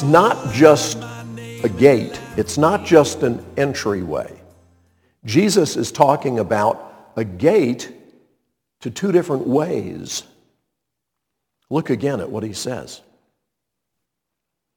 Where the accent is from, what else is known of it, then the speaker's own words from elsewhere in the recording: Montreat, North Carolina, United States; where I grew up, Montreat